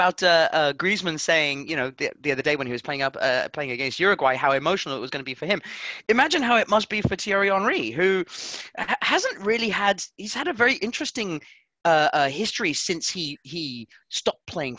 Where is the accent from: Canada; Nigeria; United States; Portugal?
Portugal; and that's the reason why I'm from Portugal.